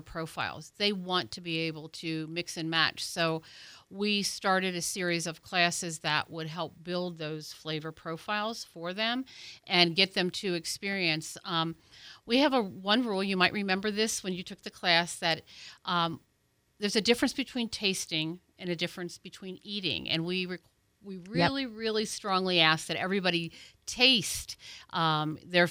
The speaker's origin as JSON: {"language": "English", "region": "Ohio", "country": "United States", "moved": "as an adult", "lives_now": "Pensacola, United States", "said": "I'm originally from Ohio, so I moved here 20 years ago."}